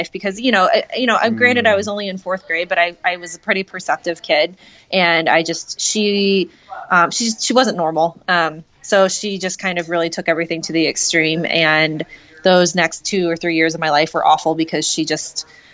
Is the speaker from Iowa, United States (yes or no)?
no; St. Louis, Missouri, United States; moved away as an adult; also born or lived in South Korea / Georgia / Kansas City, Missouri; now in Temecula, United States; I grew up in a nice suburban area of St. Louis